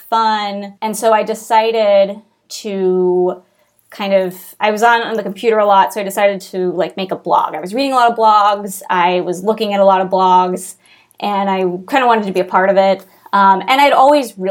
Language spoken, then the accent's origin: English; Kansas City, Missouri, United States; moved away; I grew up in Kansas City, Missouri